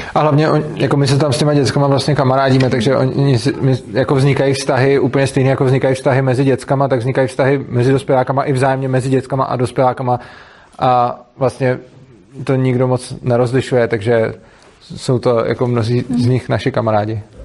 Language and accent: Czech; Prague, Czechia; jsem z Prahy a jezdím do Ješka